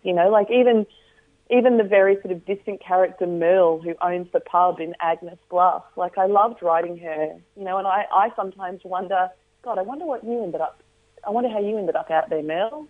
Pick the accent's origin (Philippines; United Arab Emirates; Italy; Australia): Australia; also born or lived in Northern Territory